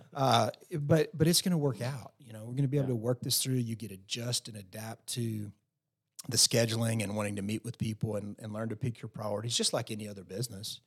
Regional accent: Post, Texas, United States; now in Lubbock, United States; growing up in Post Texas, uh, you know, small town kid

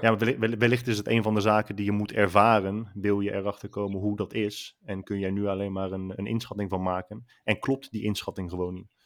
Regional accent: Netherlands; Wij stellen nu als Nederlanders

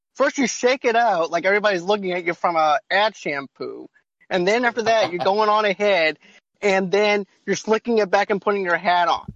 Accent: Boston, Massachusetts, United States; I'm from Boston

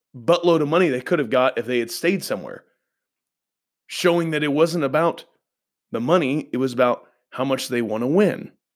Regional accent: Indiana, United States; I grew up in Indiana

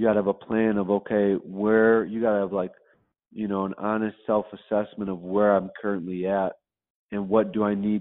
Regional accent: right outside of Chicago, Illinois, United States; I grew up right outside of Chicago

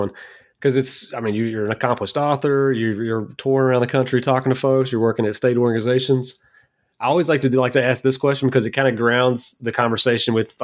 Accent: Kentucky, United States; I'm from Kentucky

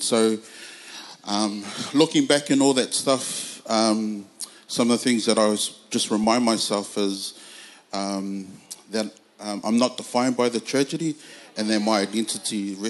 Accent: Auckland, New Zealand; I'm originally from Otara in South Auckland

